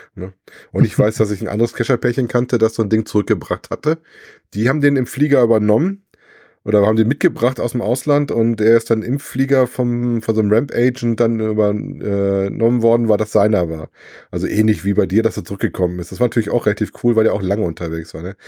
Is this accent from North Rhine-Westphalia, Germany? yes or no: yes; Wesel, North Rhine-Westphalia, Germany; bei uns in Wesel